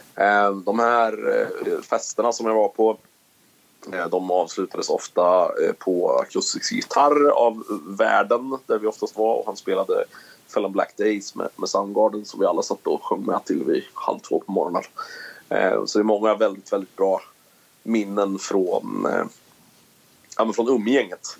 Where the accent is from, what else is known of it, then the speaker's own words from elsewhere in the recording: Karlskoga, Örebro County, Sweden; also born or lived in Sundsvall / Eskilstuna; jag flyttade tillbaka till min eh, hemstad, får jag väl kalla det då, där jag växte upp